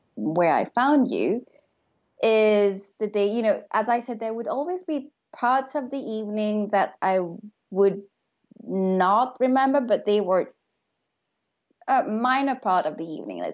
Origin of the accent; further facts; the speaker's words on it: Mauritius; moved away; I moved to Mauritius, which is my home country, but I had been living abroad